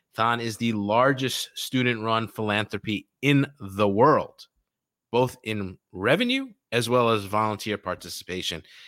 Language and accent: English; New York City, New York, United States; I grew up in New York